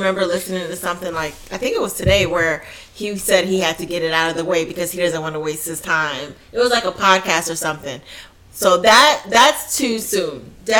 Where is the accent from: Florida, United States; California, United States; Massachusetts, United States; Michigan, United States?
Florida, United States